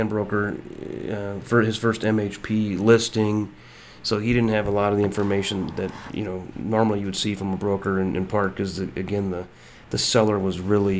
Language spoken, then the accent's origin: English; Illinois, United States; I'm from Illinois